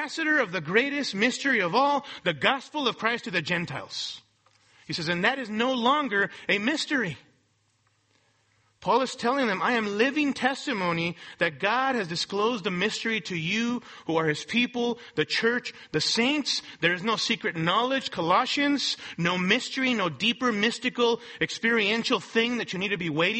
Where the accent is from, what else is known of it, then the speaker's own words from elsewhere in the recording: Mexico; now in Los Angeles, United States; I'm a Mexican national born in Mexico